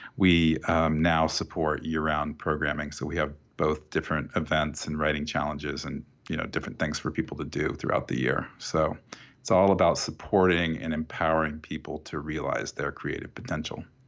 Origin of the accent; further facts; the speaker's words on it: Oskaloosa, Iowa, United States; I grew up in this town called Oskaloosa